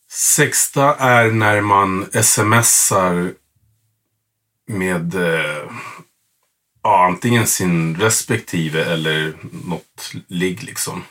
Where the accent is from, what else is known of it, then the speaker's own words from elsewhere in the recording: Stockholm, Stockholm County, Sweden; Jag är uppvuxen i Rinkeby